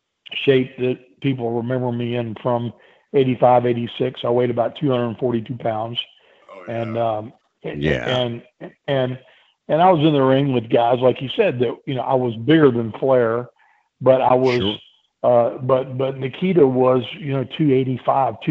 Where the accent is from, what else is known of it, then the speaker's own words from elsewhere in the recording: Chesapeake, Virginia, United States; I grew up in Chesapeake, Virginia.